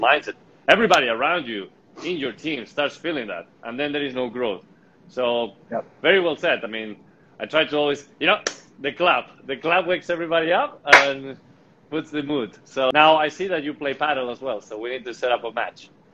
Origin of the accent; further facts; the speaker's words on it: Spain; I'm from Spain